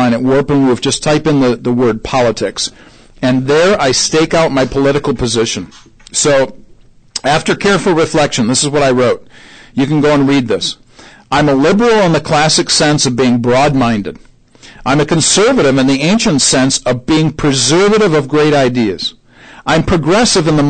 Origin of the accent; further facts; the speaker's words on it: Syracuse, New York, United States; now in Indianapolis, United States; I grew up in Syracuse, New York